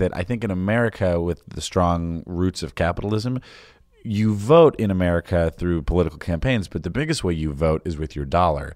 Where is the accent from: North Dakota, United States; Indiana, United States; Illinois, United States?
Illinois, United States; Chicago; being a Chicagoan